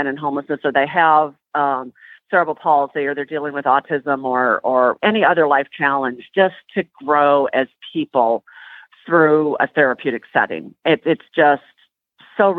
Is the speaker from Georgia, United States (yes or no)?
no; Minnesota, United States; now in Tennessee, United States; I'm from Minnesota